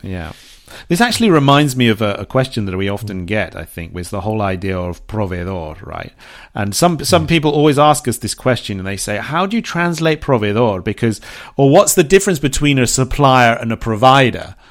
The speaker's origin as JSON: {"language": "English", "town": "Bournemouth", "region": "South West England", "country": "United Kingdom", "tie": "born or raised there", "moved": "yes", "said": "there's a shop in England, in my hometown in Bournemouth"}